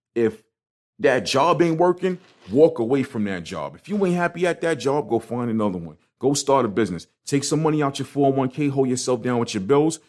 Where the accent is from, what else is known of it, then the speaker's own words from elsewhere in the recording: New York City, New York, United States; I'm from Brooklyn